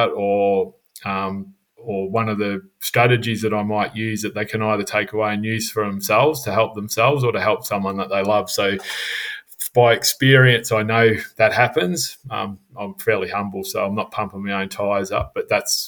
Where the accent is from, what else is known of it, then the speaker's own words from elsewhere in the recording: Melbourne, Victoria, Australia; for the first 15 years of my life, I grew up in Melbourne